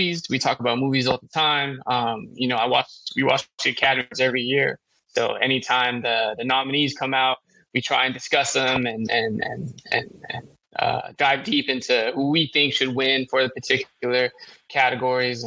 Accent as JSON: {"language": "English", "town": "Los Angeles", "region": "California", "country": "United States", "tie": "born or raised there", "also_born_or_lived": "Davis, California", "said": "born and raised in Los Angeles, specifically Northeast LA, a community named Highland Park"}